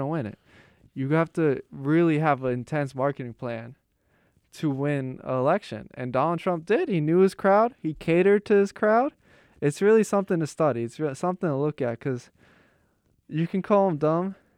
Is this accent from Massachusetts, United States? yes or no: no; Pittsburgh, Pennsylvania, United States; moved away; I'm from Pittsburgh.